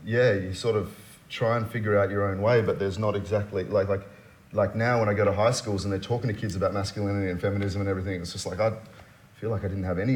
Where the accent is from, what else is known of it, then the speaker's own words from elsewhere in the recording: Australia; I'm Asian Australian, but I'm also Muslim Australian.